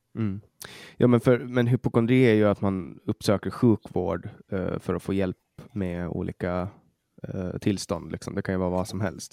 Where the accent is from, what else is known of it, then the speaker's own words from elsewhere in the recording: Åland Islands; moved away; Jag var hemma på Åland